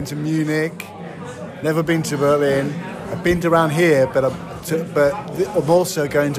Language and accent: English; South West England, United Kingdom; It's in the west of England. It's near Bristol.